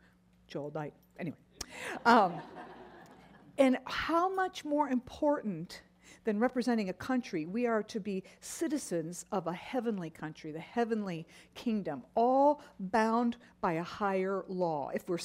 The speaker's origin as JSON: {"language": "English", "country": "Japan", "tie": "born or raised there", "said": "As a little girl, you all know that I grew up in Japan"}